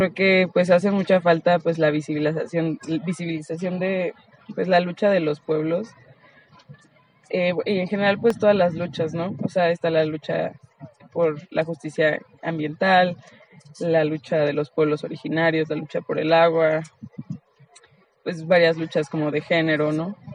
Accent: Toronto, Ontario, Canada; Cuento empieza desde Toronto, vengo de ahí y nací

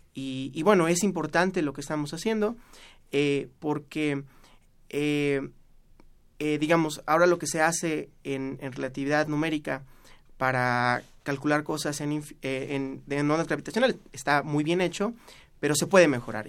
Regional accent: Orizaba, Veracruz, Mexico; moved away as an adult; also born or lived in Mexico City; now in Lisbon, Portugal; yo soy de Orizaba, Veracruz, y la hice en eh, un colegio marista

